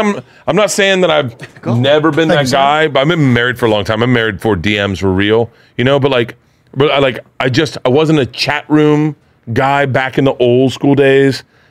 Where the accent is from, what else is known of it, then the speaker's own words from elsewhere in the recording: Tampa, Florida, United States; I grew up in Florida, though.